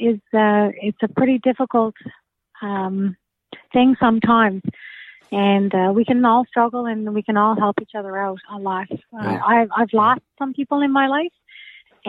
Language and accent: English; Newfoundland and Labrador, Canada; I'm from Newfoundland